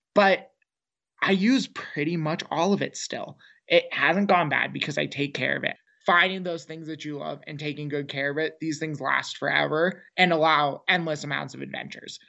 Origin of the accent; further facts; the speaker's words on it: Seattle, Washington, United States; moved away as an adult; now in New Mexico, United States; growing up in Seattle, we were in the suburbs of Microsoft and Boeing